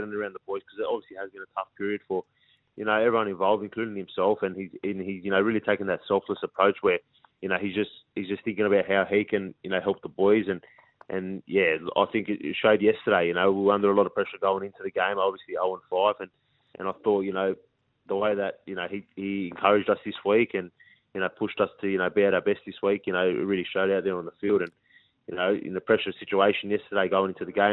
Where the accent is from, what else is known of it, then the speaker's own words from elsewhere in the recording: Parramatta, New South Wales, Australia; born and raised in the Parramatta, like, area